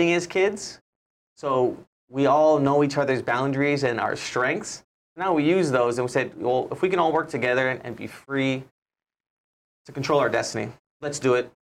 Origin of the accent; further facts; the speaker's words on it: Honolulu, Hawaii, United States; Born and raised in Hawaii, grew up in Hawaii Kai